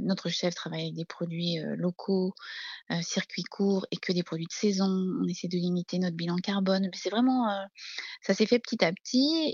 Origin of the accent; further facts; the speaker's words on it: Brittany, France; now in Beaune, France; je suis une bretonne, hein. je suis née au bord de la mer